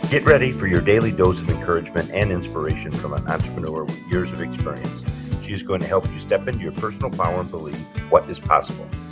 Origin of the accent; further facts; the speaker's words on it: India; also born or lived in Bangalore, India; from India I was representing